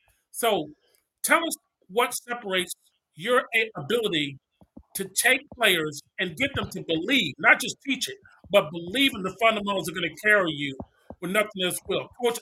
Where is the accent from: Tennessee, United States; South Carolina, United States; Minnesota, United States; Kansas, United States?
Tennessee, United States; Nashville; I grew up in Nashville, Tennessee, so I knew about him and his influence that he's had on the game.